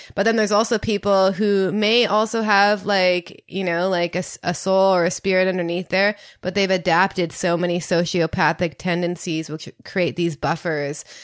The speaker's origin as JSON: {"language": "English", "country": "Canada", "said": "I'm from Canada"}